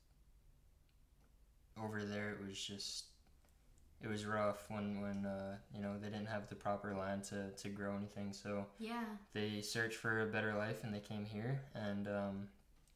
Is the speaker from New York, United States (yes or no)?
yes; New York, United States; moved away; originally I'm from New York and I lived right off of this main drag called McLean